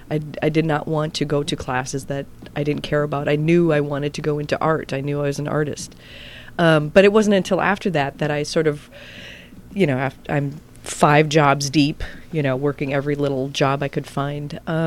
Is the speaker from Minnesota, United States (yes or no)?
yes; Minnesota, United States; So he brought me into the Packer fold, as it were. And I grew up with, got some pretty good metal inside me growing up in Packer fan in Viking country.